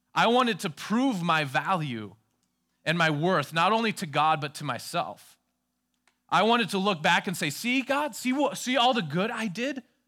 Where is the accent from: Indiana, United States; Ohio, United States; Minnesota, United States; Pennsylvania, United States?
Minnesota, United States; I was from Minnesota